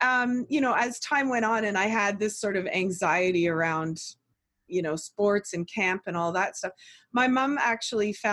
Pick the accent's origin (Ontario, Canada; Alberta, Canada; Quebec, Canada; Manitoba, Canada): Ontario, Canada; Oakville; we grew up in Oakville and went to a great school.